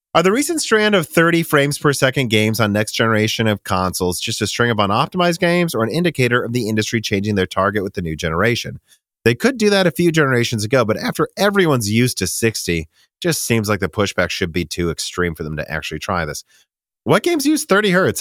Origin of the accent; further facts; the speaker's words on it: Minnesota, United States; now in Nashville, United States; we're from Minnesota